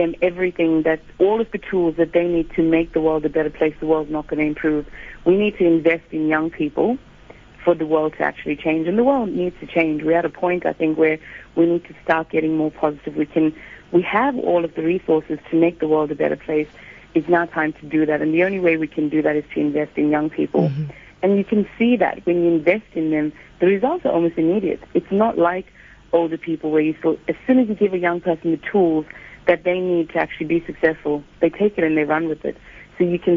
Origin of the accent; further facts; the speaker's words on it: Australia; we're still Australian.